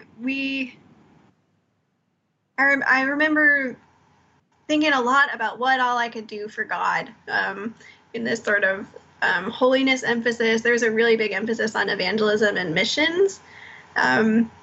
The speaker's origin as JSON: {"language": "English", "town": "Lawrenceville", "region": "Georgia", "country": "United States", "tie": "born or raised there", "also_born_or_lived": "Florida / Tennessee / Syracuse / Boston", "moved": "as an adult", "lives_now": "Charleston, United States", "said": "I was born in Florida, but I grew up in North Atlanta, in Lawrenceville and Cumming, Georgia"}